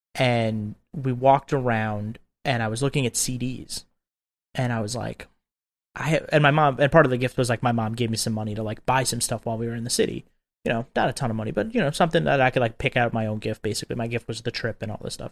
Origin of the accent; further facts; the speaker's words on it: Long Island, New York, United States; I grew up on Long Island, Long Island, New York